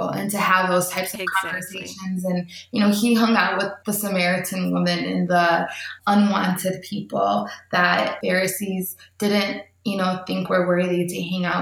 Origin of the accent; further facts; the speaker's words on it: United States; as an American